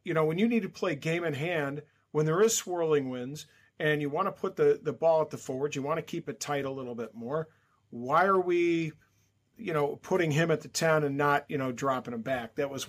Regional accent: United States; as an American rugby fan

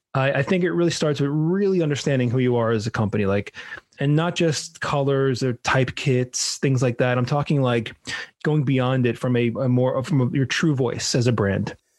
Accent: New York, United States; moved away as an adult; now in South Florida, United States; So I'm originally from New York. I grew up in New York

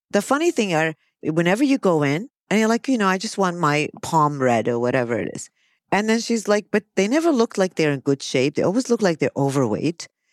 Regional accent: United States; now in Kuwait; I'm an American

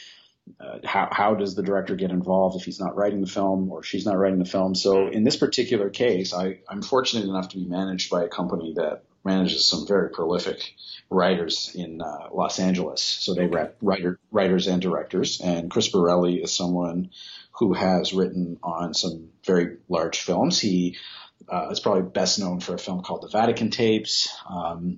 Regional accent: Canada; I'm from Canada.

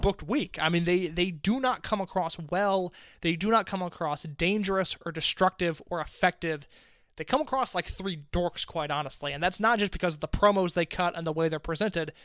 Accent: Indianapolis, United States; my hometown in Indianapolis, Illinois

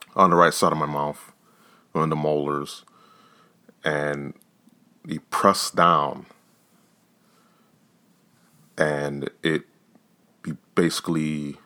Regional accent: New York, United States; us New Yorkers, you know, I'm here from New York

